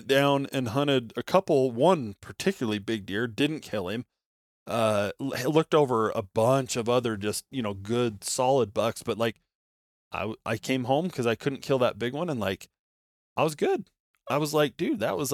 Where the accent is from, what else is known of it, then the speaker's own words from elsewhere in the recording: Nevada, United States; I grew up in Nevada